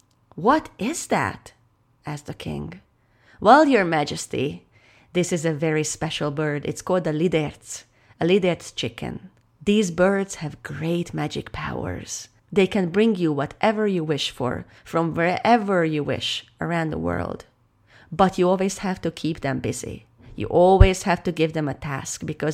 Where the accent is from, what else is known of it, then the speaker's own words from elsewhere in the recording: Hungary; I am a storyteller from Hungary